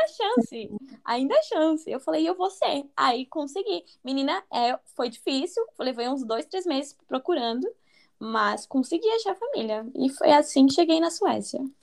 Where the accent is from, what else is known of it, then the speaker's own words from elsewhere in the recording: Rio Grande do Sul, Brazil; eu sou do sul do Brasil, eu sou de. Eu esqueci de falar essa parte, eu sou do Rio Grande do Sul